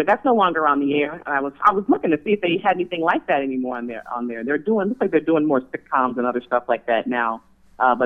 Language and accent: English; Miami, Florida, United States; moved away; also born or lived in Hawkinsville, Georgia / Tiffin, Ohio; Originally born in Georgia, in a small town called Hawkinsville, Georgia, but raised in Miami, Florida.